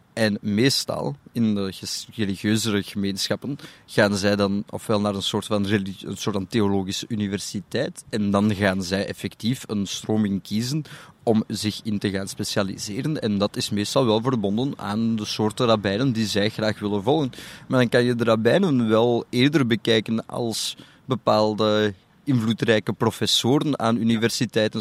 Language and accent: Dutch; Antwerp, Flanders, Belgium; Ik heb in Antwerpen op, een privé Joodse school gezeten tot mijn 13